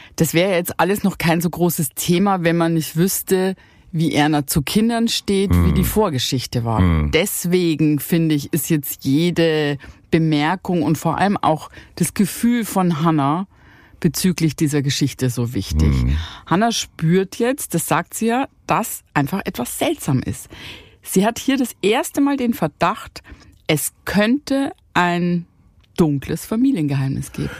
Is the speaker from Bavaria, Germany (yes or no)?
yes; Bavaria, Germany; accent: Bavarian; also born or lived in Cologne; ich liebe meine bayerische Heimat, wo ich aufgewachsen bin.